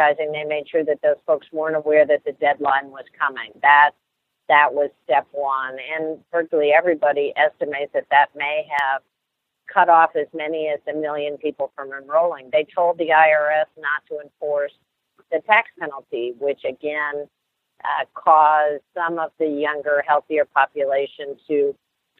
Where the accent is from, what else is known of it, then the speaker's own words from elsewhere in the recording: Ohio, United States; Ohio, which is my home state